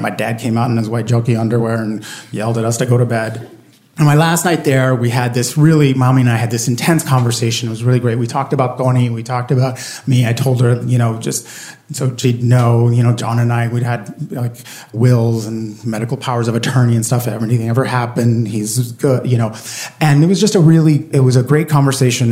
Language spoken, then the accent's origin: English; Puerto Rico; I grew up in Puerto Rico, and my parents are both born and raised on the island